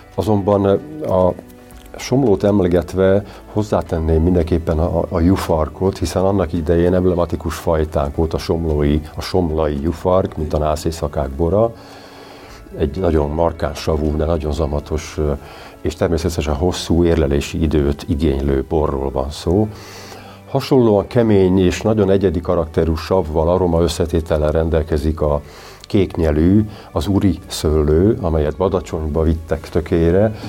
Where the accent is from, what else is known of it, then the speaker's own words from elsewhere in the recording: Eger, Heves, Hungary; Egerből jövök